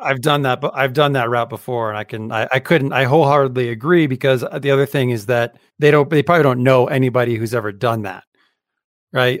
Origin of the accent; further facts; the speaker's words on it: Utah, United States; my home state